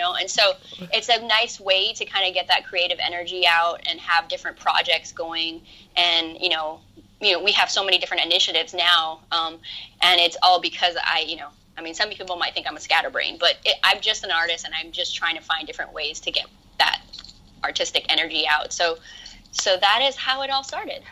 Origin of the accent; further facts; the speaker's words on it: Hawaii, United States; moved away as an adult; now in Los Angeles, United States; I I grew up in Hawaii. Yeah. And I moved to LA when I was nineteen or twenty.